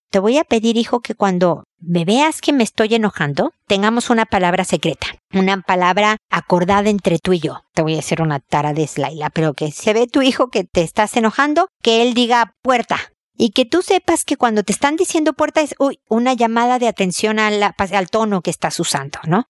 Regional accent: Mexico; como lo decimos en México, en mi tierra

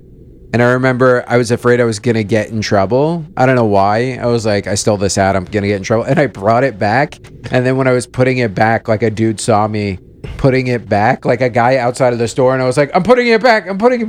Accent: New York, United States; I grew up here in New York

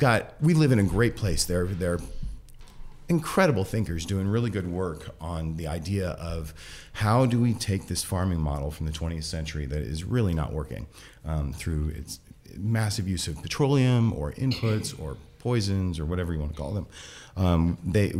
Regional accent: Iowa, United States; moved away as an adult; also born or lived in New York City; now in California, United States; I'm originally from Iowa. I grew up in the middle of monoculture, corn and soybeans.

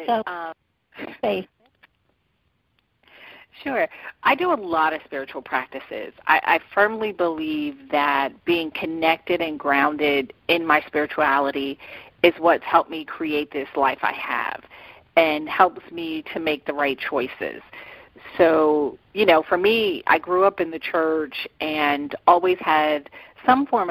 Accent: Westchester County, New York, United States; moved away as an adult; now in Atlanta, United States; I was born and raised in New York.

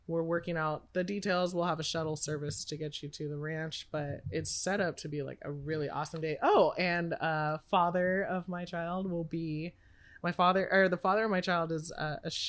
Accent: Sonoma, California, United States; I feel like I was born and raised in Sonoma. Like that's where my career started was Russian River. My heart will forever be in Sonoma County.

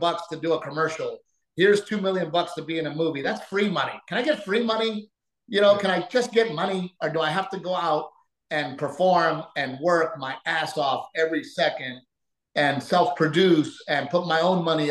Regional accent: United States; also born or lived in Mexico (ancestry); I am an American first with Mexican-American roots

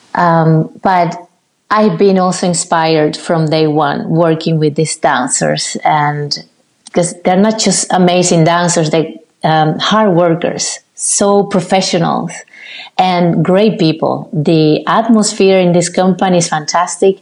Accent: Cuba; moved away; also born or lived in Havana, Cuba; I did five years in my hometown

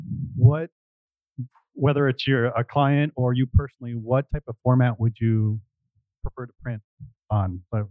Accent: Phoenix, Arizona, United States; I'm from Phoenix

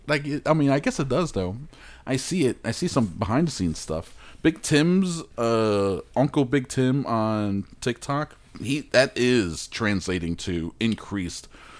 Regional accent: Australia; I'm Australian. I didn't make this mistake.

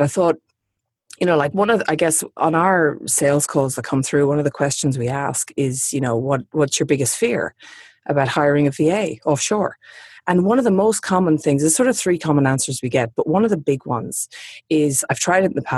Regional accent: Sydney, New South Wales, Australia; I'm obviously in my hometown of Sydney at the moment

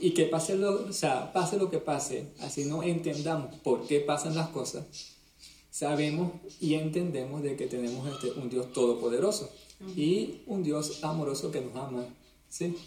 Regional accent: Venezuela; moved away as an adult; now in Canary Islands, Spain; te hablamos desde Canarias, España. Somos venezolanos que nos vinimos para, para este país desde hace más o menos 10 años.

